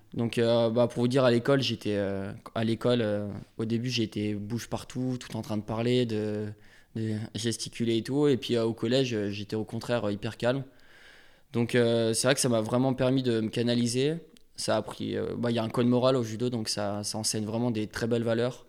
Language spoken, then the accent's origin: French; Évian-les-Bains, Auvergne-Rhône-Alpes, France; je suis né à Evian.